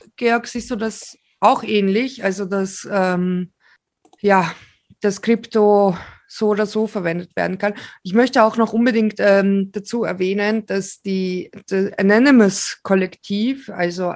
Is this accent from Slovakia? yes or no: yes; Slovakia; moved away; ich selbst bin Slowakin, aber mein Opa ist Ukrainer und wir kommen aus ähm, 70 Kilometer von der ukrainischen Grenze her